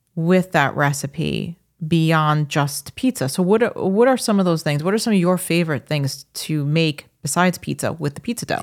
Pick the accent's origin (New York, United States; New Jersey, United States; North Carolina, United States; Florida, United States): New York, United States; Long Island; moved away as an adult; also born or lived in Minnesota; we're Long Islanders